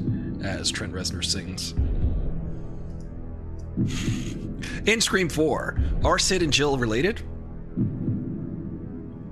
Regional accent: New York, United States; I'm from New York

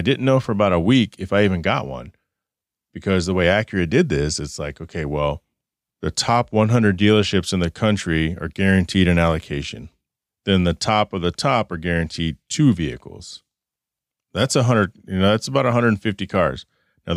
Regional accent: Phoenix, Arizona, United States; Phoenix, my hometown

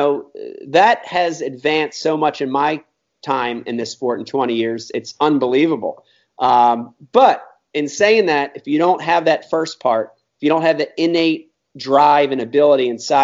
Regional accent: Philadelphia, Pennsylvania, United States; now in New Jersey, United States; I grew up in Philadelphia, then moved over on the Jersey side

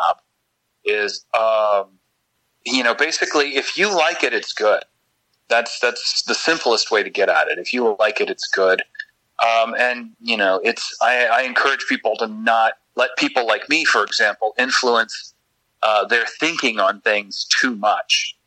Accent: Kentucky, United States; I was born and raised in Kentucky

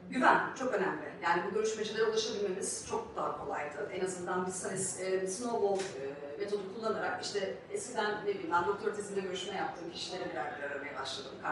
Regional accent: Büyükada, Istanbul, Turkey; E, ben Büyükada'da büyüdüm.

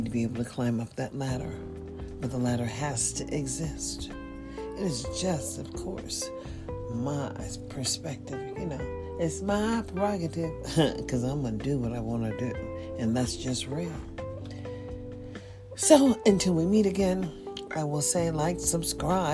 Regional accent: United States; now in Nevada, United States; I'm just an American

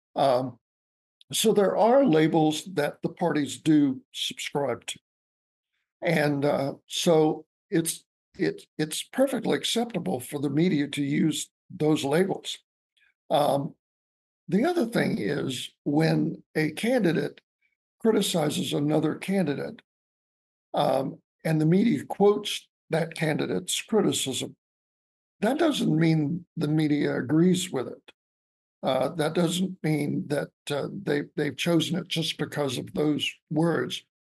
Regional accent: Albany, Georgia, United States; my hometown. Excuse me was uh, Albany, Georgia

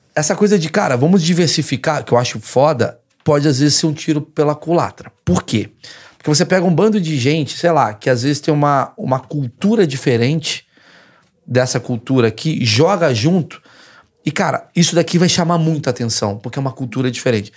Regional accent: Brazil; sou do Brasil

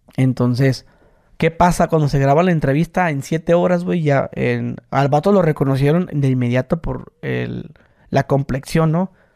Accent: Mexico; soy mexicano

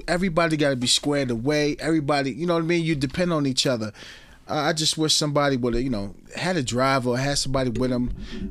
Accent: New York, United States; I'm a New Yorker.

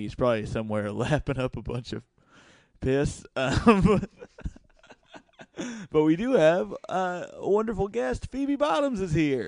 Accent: Indiana, United States; I'm from Indiana

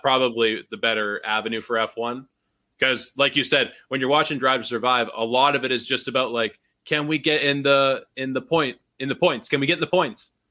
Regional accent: Canada; as a Canadian

